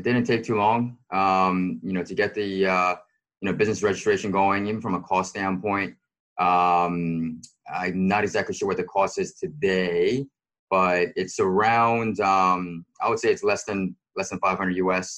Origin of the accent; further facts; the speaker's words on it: United States; now in Hong Kong; being a foreigner, being an American guy